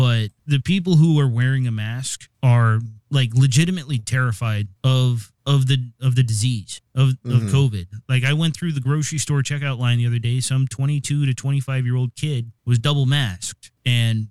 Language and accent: English; East Coast, United States; now in Seattle, United States; I grew up on the East Coast